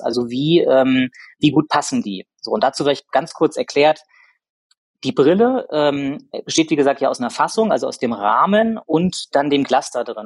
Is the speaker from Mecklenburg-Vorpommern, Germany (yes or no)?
yes; Rostock, Mecklenburg-Vorpommern, Germany; moved away as an adult; also born or lived in Hamburg; ich bin gebürtiger Rostocker